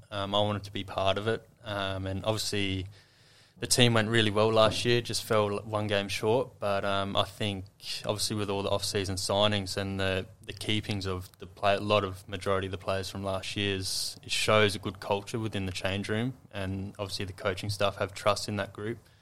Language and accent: English; Adelaide, South Australia, Australia; moved away as an adult; also born or lived in Sydney; now in Adelaide, Australia; growing up in Adelaide